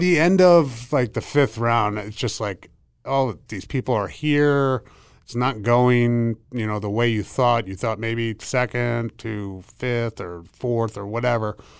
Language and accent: English; Pittsburgh, Pennsylvania, United States; moved away as an adult; also born or lived in Massachusetts; Pittsburgh, where I grew up. I grew up in Pennsylvania.